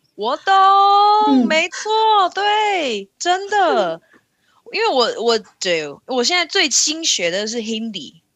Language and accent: Chinese; Taiwan; 身为台湾人